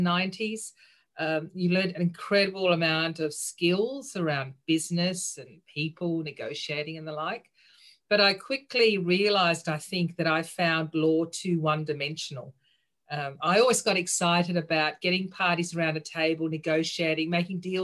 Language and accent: English; Austria; moved away; also born or lived in Sydney, Australia; I grew up in Sydney, but then spent most of my childhood overseas. So I actually grew up in Austria.